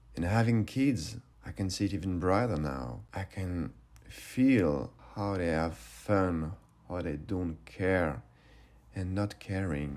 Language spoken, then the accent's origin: English; suburbs of Paris, Île-de-France, France; I grew up in the suburbs of Paris during the eighties and early nineties